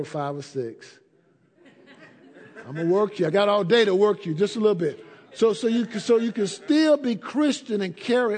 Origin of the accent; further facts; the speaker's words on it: Atlanta, Georgia, United States; I grew up in Atlanta